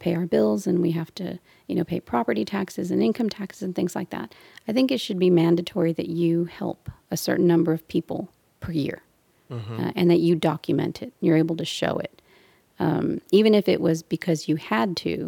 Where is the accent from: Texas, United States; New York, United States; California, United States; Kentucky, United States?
Texas, United States; Brownsville; now in Houston, United States; And from the Valley, I'm from Brownsville.